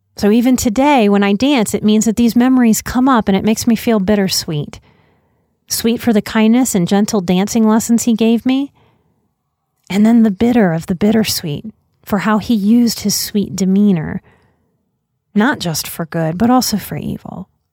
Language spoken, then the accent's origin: English; Louisiana, United States; my home state of Louisiana